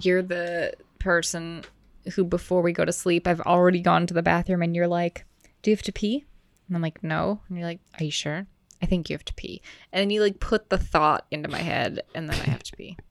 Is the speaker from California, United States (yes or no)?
no; Wisconsin, United States; also born or lived in Maryland; I was born in Maryland and I lived there for eight years and then we moved to Wisconsin